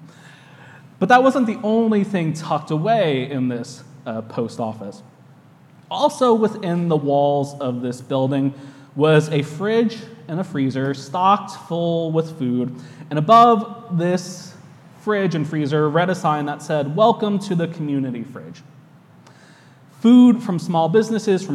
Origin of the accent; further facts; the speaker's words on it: United States; accent: American English; now in New York, United States; my American English